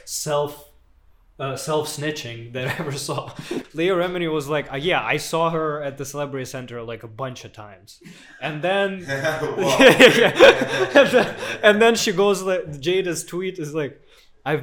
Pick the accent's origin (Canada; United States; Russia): Russia; moved away as an adult; now in Berlin, Germany; I come from Russia, but I am in Berlin for the past 7 years.